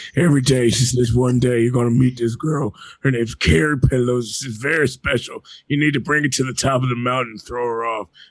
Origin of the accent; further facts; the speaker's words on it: the American South, United States; I'm from the American South